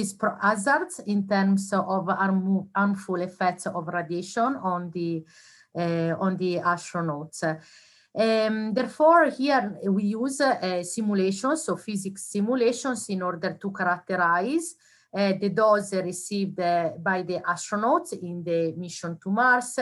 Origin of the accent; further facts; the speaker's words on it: Italy; moved away; I did my university degree in Italy. I'm from Italy